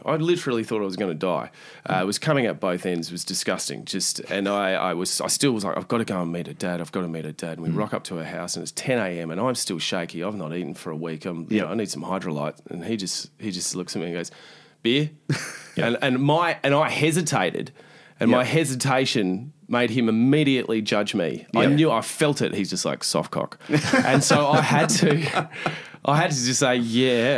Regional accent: Australia

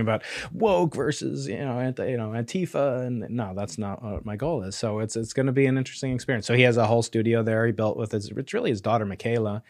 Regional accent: New York, United States; moved away; as a New Yorker

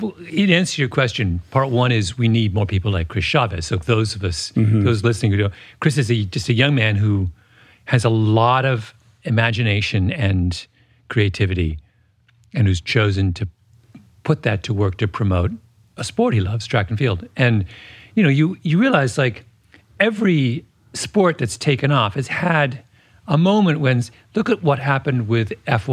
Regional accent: Canada; Which I'm Canadian. So this is a national trait. Mm-hmm. We're a tiny country that is kind of in the shadow of its large bellicose neighbor.

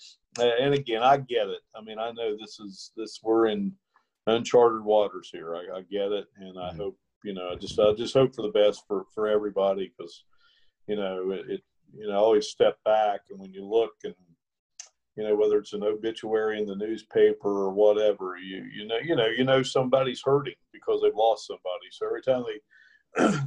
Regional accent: Ripley, West Virginia, United States; just being here in my hometown

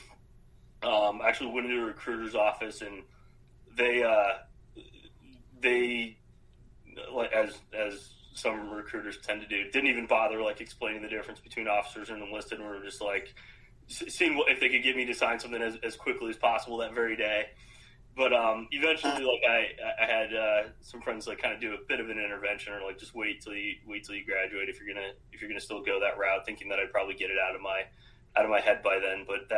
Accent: Arizona, United States; also born or lived in Canada / Philadelphia / Boston area; So, grew up in Arizona. I was born in Canada. Only lived there briefly. Not something I advertise too much.

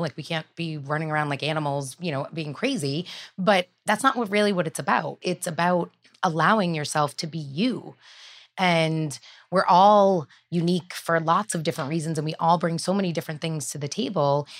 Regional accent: Bellingham, Massachusetts, United States; I grew up in Bellingham, Massachusetts

